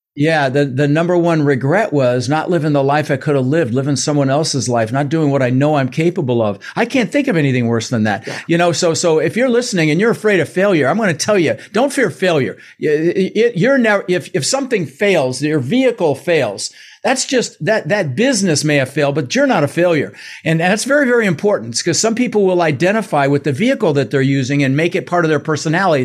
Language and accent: English; Denver, Colorado, United States; English is a second language; also born or lived in Netherlands; I was born in the Netherlands and and so we immigrated in 1966. Uh, we ended up in Denver, Colorado, in the States